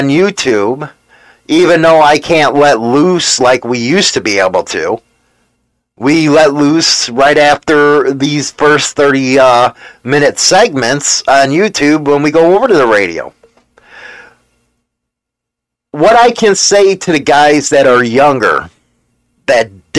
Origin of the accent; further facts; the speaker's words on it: United States; I'm an American, and I'm an American biker.